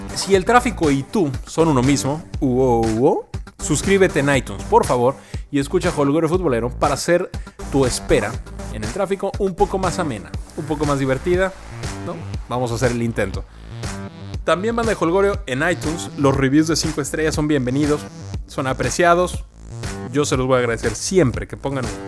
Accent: Mexico; como mexicanos

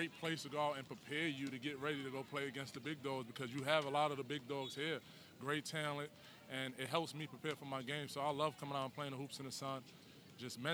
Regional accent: New York City, New York, United States; I'm a kid from the Bronx, grew up in Eden Wall Projects

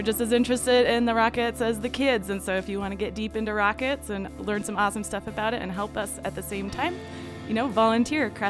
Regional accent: Logan, Utah, United States; I'm from Logan.

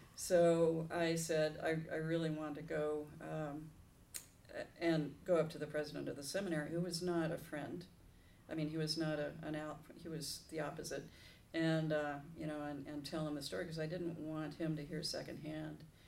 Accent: Los Angeles, California, United States; I am a native Southern Californian, born in Hollywood Presbyterian Hospital

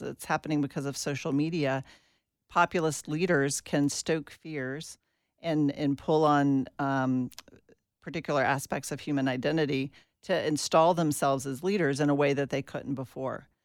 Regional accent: Atlanta, Georgia, United States; I grew up in Atlanta, Georgia

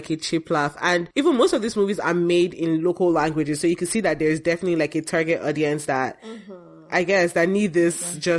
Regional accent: Lagos, Nigeria; I'm from Lagos

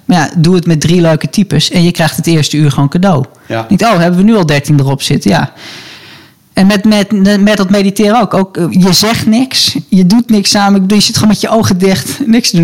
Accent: Hilversum, North Holland, Netherlands; ik ben opgegroeid in de Hilversumse Meent, daar in de buurt.

